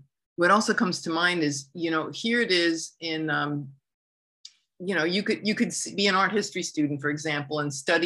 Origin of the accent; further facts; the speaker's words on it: United States; growing up in the United States